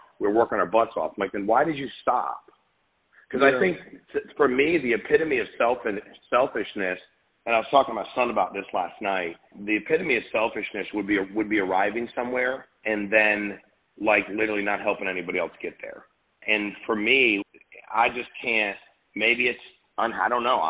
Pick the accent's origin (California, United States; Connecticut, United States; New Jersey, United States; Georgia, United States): Connecticut, United States; now in Florida, United States; I was born and raised in Connecticut